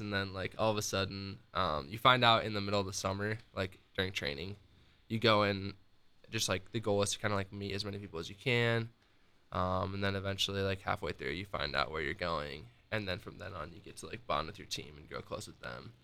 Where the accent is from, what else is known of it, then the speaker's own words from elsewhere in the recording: Northern Iowa, United States; moved away as an adult; also born or lived in Ames, Iowa; now in Columbus, United States; I actually am from Northern Iowa and went to college at Iowa State